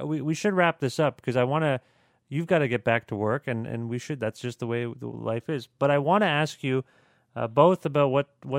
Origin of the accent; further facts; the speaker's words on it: Canada; we're Canadian